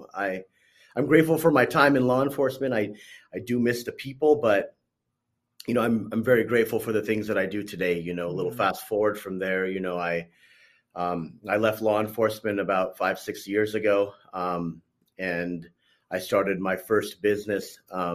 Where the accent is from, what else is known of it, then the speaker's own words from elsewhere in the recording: Corona, California, United States; I'm on the West Coast. I'm from Corona, California